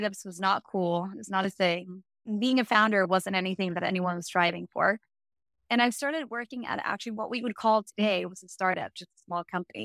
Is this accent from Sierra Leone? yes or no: no; Sweden; I'm from Sweden. So that's a weird accent when you're like, what is that? So I started that here in Sweden.